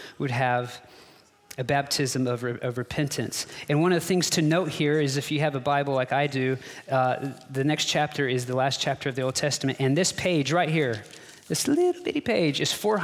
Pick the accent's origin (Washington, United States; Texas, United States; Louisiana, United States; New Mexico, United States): Texas, United States; I'm a Texan